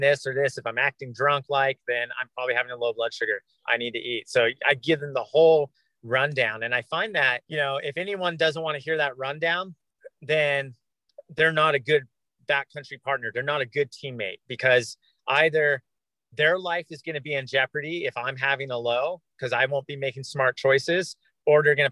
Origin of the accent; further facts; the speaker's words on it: Orange County, Southern California, United States; moved away as an adult; I grew up in Southern California